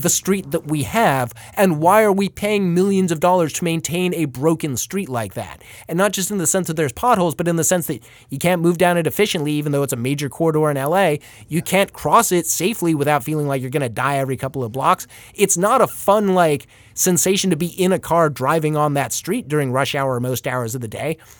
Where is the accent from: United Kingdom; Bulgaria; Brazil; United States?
United States; Paradise Valley, Arizona; my hometown of Paradise Valley